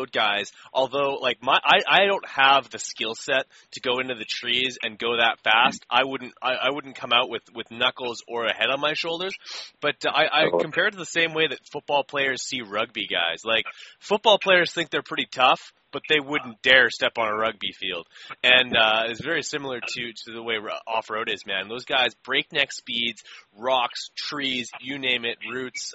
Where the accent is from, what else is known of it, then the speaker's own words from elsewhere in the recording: Winnipeg, Manitoba, Canada; I'm from Winnipeg